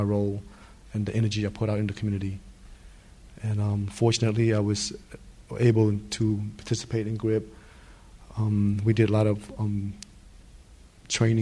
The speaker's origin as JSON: {"language": "English", "town": "Stockton", "region": "California", "country": "United States", "tie": "born or raised there", "also_born_or_lived": "Thailand / Santa Ana", "said": "I grew up in Stockton, same like any most Cambodian and Southeast Asian community"}